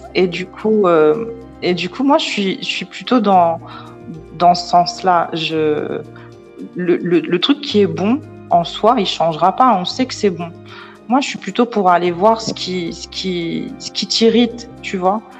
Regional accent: Paris, Île-de-France, France; je suis née à Paris, j'ai grandi à Paris

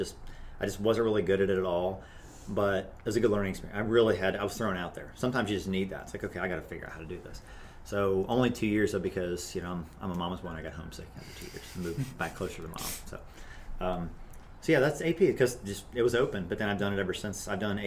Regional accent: Cincinnati, Ohio, United States; also born or lived in Covington, Kentucky; a lot of my family's Kentucky or Tennessee. So yeah. Okay. But born and raised, I mean, mostly Cincinnati, yeah.

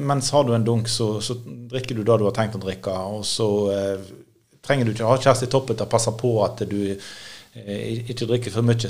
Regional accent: Norway; jeg er bekymra som nordmann

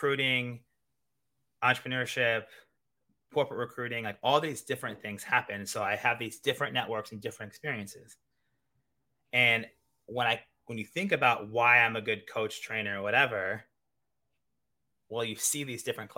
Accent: Kansas City, Missouri, United States; moved away as an adult; also born or lived in Iowa / Italy; now in New York City, United States; I'm originally from the Midwest, Kansas City, Missouri

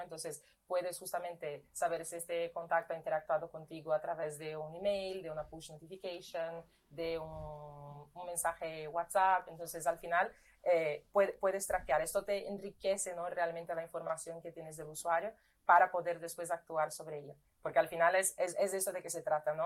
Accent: Brazil; Spanish is a second language; moved away as an adult; now in Spain; yo soy brasileña

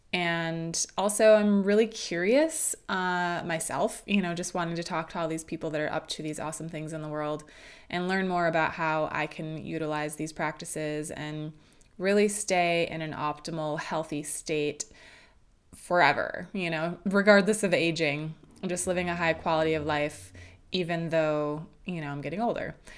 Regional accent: Midwest, United States; moved away as an adult; now in California, United States; I'm from the Midwest and I moved out to California about 11 years ago

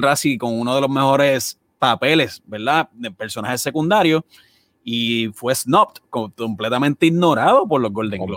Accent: Puerto Rico; fútbol no es un deporte que nosotros crecimos viendo en Puerto Rico

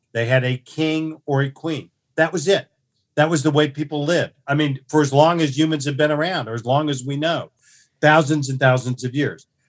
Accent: Tulsa, Oklahoma, United States; I was born, uh, in Tulsa, you know, on Saint Patrick's Day in nineteen fifty-four, uh, to a middle class family

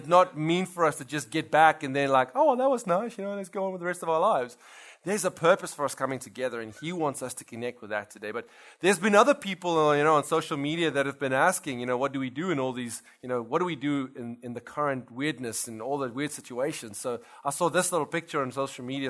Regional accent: South Africa; moved away as an adult; now in Louisiana, United States; we actually come from South Africa.

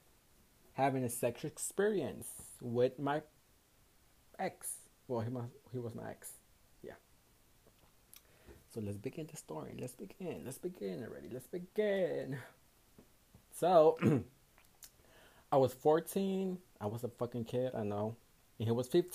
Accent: Houston, Texas, United States; I was born and raised in Houston, Texas, in the United States

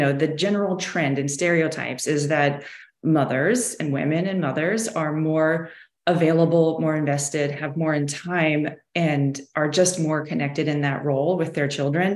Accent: Midwest, United States; now in Florida, United States; we come from the Midwest.

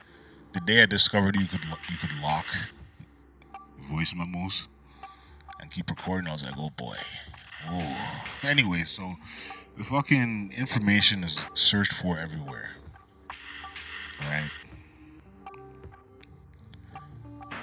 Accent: Canada; I'm Canadian

